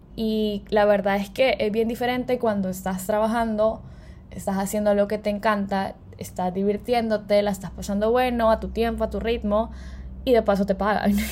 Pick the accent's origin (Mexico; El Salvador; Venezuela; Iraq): El Salvador; soy salvadoreña